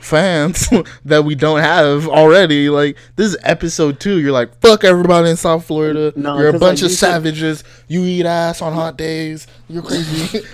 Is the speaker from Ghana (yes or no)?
no; Nigeria; moved away; Well, I'm from Nigeria, and then I moved here, and then I went back to Nigeria, and I've been here